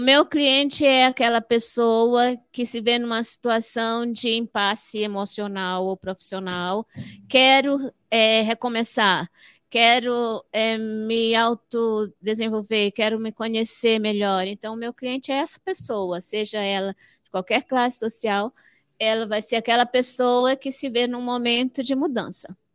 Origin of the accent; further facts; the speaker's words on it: Fortaleza, Ceará, Brazil; moved away; also born or lived in Amapá; Eu nasci no Ceará. nasci no Ceará. Nasci, nasci em Fortaleza